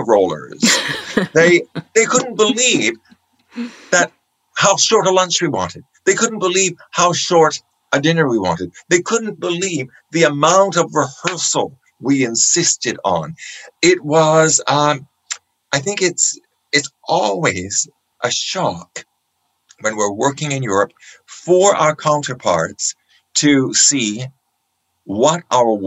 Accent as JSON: {"language": "English", "country": "Canada", "said": "being Canadian"}